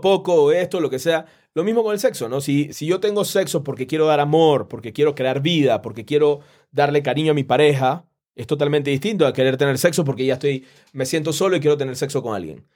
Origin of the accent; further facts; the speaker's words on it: Panama; yo soy de Panamá